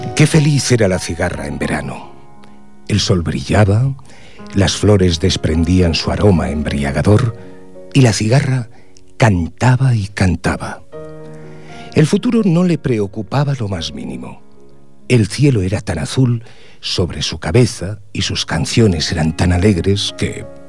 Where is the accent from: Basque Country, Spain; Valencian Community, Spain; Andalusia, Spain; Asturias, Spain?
Asturias, Spain; Cerredo; now in Ripollet, Spain; el pueblo donde nací, Cerredo, en Asturias, un pueblo minero